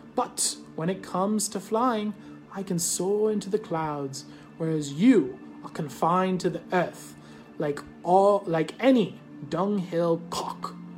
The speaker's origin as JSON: {"language": "English", "country": "United States", "said": "I'm just an American. I speak American"}